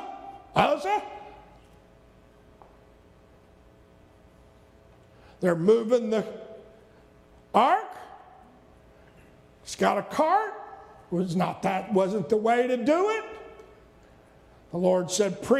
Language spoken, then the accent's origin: English; the South, United States; I was raised in the South.